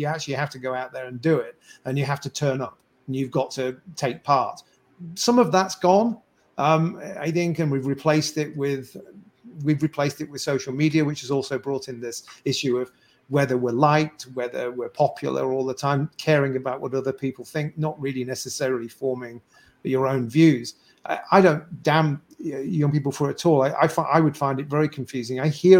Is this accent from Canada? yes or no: yes; Canada; So said I'm a Canadian citizen who believes that the forcing people to do something against their will